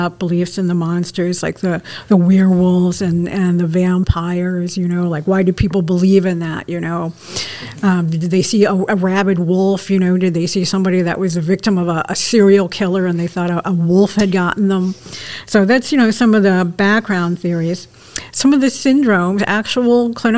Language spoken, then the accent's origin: English; Brockport, New York, United States; when I was little girl growing up in Brockport